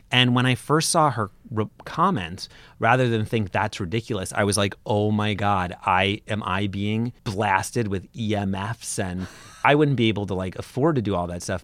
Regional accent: Brooklyn, New York, United States; Brooklyn, growing up in Brooklyn all the time.

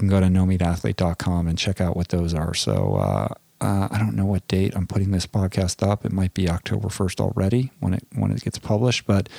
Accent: Washington, District of Columbia, United States; So anyway, like I said, I'm in DC. Back home, I grew up here, my hometown, and it was great to go down to the DC Veg Fest.

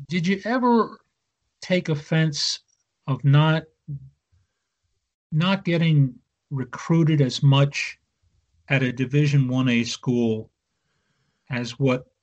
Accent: near Philadelphia, Pennsylvania, United States; growing up near Philadelphia

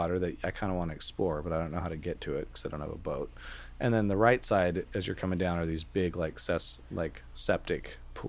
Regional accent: Vancouver, Washington, United States; So there's I grew up in Vancouver, Washington by Camas, Washington.

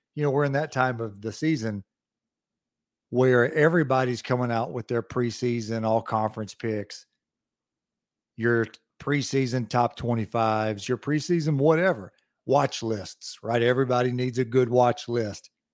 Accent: United States; I'm from Lawrence County, so there's a lot of country here

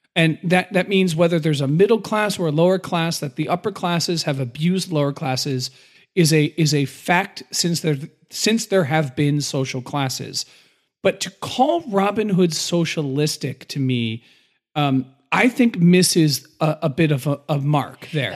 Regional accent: United States

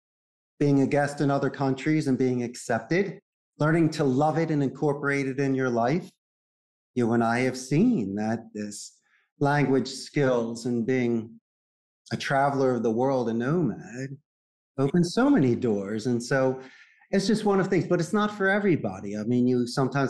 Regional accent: Philadelphia, Pennsylvania, United States; moved away as an adult; also born or lived in Arizona; now in Costa Rica; I'm from Northeast Philadelphia

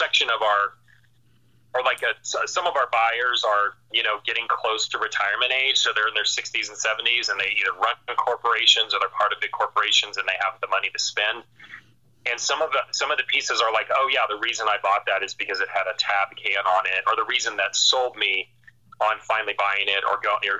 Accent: Florida, United States; now in Colorado, United States; we're from Florida

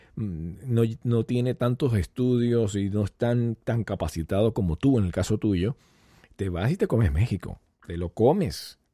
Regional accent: Venezuela; moved away; muchos venezolanos que salimos por supuesto, de Venezuela y añoramos algún día regresar

